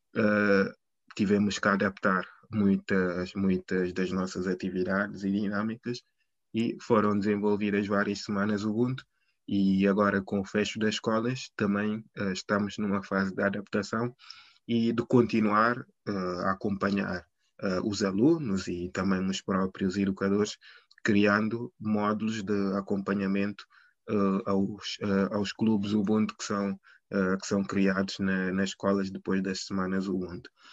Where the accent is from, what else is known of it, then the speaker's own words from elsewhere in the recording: Guinea-Bissau; now in Lisbon, Portugal; sou, sou, sou guineense